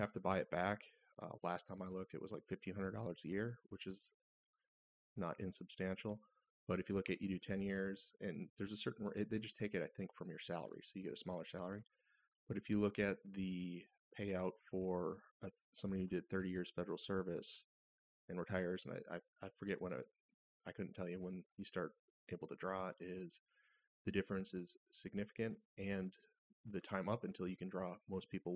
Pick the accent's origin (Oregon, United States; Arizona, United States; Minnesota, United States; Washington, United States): Minnesota, United States; northern; I'm from northern Minnesota, originally and currently.